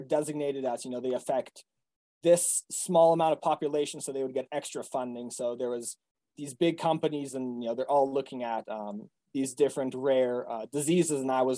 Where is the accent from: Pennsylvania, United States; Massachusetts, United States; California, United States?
Massachusetts, United States; we grew up outside of Boston where they have really good public schools.